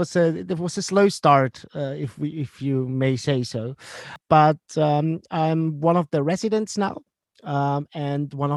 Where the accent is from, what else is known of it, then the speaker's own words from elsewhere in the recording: Vienna, Austria; my hometown, and that is Vienna